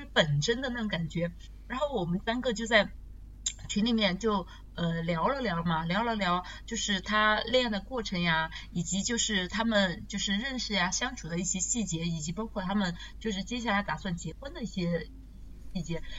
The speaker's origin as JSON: {"language": "Chinese", "country": "China", "said": "我们中国人"}